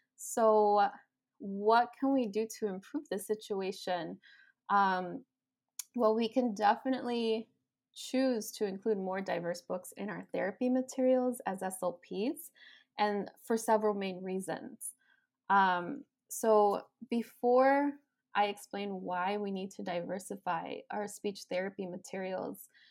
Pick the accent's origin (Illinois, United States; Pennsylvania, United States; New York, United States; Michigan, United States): Illinois, United States; Chicago; I was born and raised in Chicago